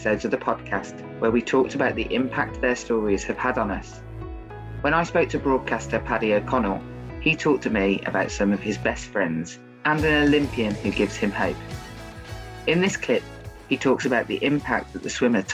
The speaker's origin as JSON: {"language": "English", "town": "Birmingham", "region": "West Midlands", "country": "United Kingdom", "said": "I'm from Birmingham."}